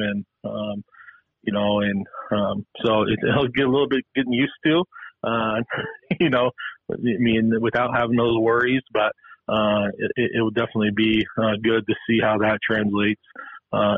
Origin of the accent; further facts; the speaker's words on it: Helena, Montana, United States; Carroll, my hometown.